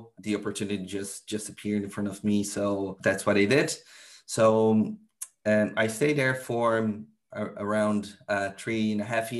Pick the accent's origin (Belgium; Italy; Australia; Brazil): Brazil; English is a second language; moved away as an adult; also born or lived in Argentina / Poland; now in Ireland; I'm from Brazil